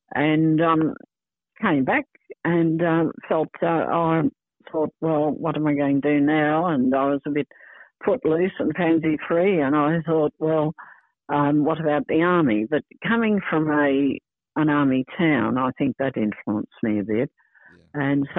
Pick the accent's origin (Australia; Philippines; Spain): Australia; Seymour, Victoria; also born or lived in Melbourne / Scotland; I was brought up in Seymour, and I was educated here, and then I set off to go nursing, and I did my training in Melbourne and stayed there for a bit